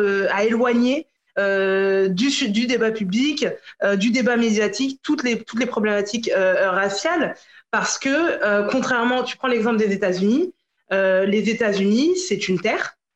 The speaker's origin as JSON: {"language": "French", "area": "Paris region", "region": "Île-de-France", "country": "France", "tie": "born or raised there", "also_born_or_lived": "Guadeloupe", "said": "Je suis guadeloupéenne, je suis née à Paris. J'ai grandi en région parisienne"}